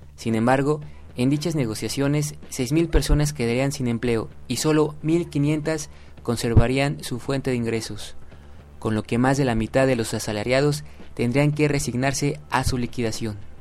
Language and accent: Spanish; Mexico